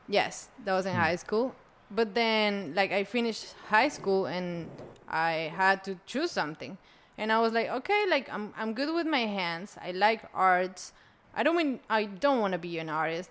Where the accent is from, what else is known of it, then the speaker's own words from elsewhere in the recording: Colombia; I was born in Colombia